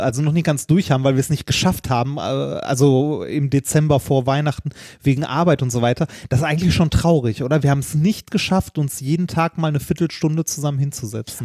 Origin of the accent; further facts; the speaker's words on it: Ruhr area, North Rhine-Westphalia, Germany; wir kommen beide aus dem Ruhrgebiet, da redet man so.